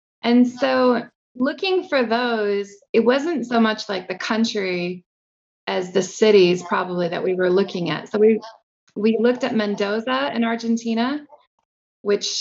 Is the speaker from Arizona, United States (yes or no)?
no; Kansas, United States; moved away as an adult; also born or lived in Japan / France / Albania / India; I grew up in Kansas.